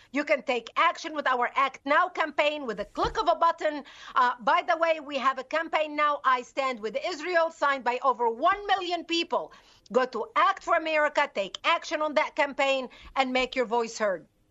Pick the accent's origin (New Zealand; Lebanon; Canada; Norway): Lebanon; moved away; I was born and raised in Lebanon